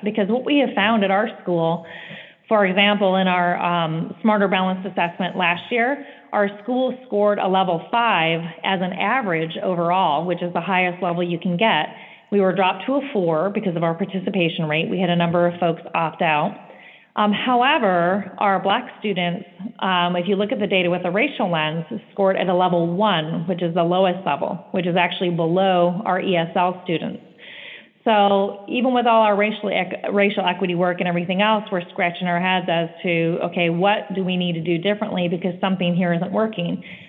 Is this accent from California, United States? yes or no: yes; California, United States; She came from Washington, the state of Washington, and I came from California